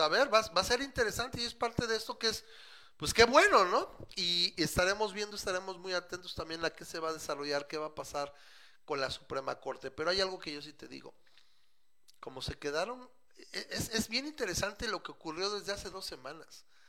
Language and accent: Spanish; Mexico